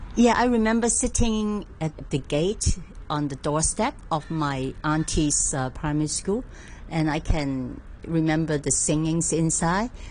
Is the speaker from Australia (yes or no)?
no; Hong Kong; also born or lived in Guangzhou, China; I'm from Hong Kong, I'm from Hong Kong